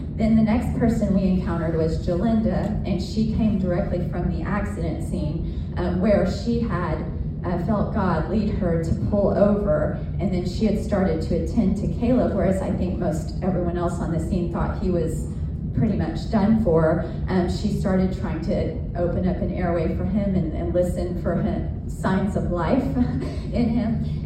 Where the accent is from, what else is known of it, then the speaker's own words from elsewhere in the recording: Seminole, Oklahoma, United States; I grew up in Seminole, Oklahoma. It's a small town